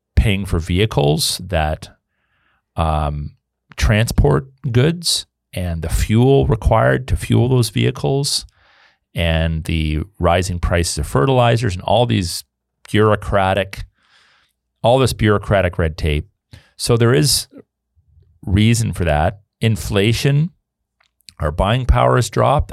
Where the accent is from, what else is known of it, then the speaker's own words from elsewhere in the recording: Canada; I'm a historical Canadian. You know, my family's been here on, through one of Alliance for almost four hundred years.